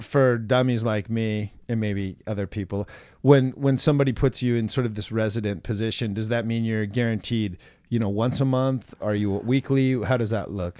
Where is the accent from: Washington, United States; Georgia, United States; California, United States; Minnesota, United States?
Washington, United States; Seattle; I was born and raised in Seattle